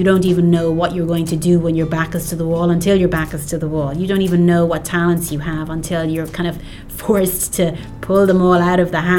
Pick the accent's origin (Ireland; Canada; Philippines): Ireland; Cork, Munster; moved away as an adult; also born or lived in New York, United States; now in Dublin, Ireland; I was born in Cork